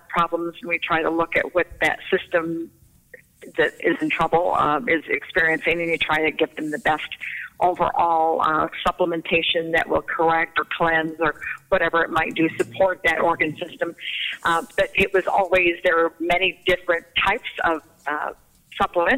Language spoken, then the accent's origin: English; outside of Flint, Michigan, United States; moved away as an adult; also born or lived in Alabama; now in Mobile, United States; I was born in Alabama, but I was raised in Michigan, so I spent all of my growing up years there, outside of Flint